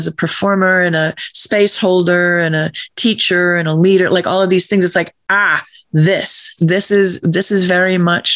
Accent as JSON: {"language": "English", "region": "Massachusetts", "country": "United States", "tie": "born or raised there", "said": "when I was a teenager in my hometown, the high school kids were given a box of paints and some Christmas cards, and we went out to paint the merchant's windows in my small town in Massachusetts"}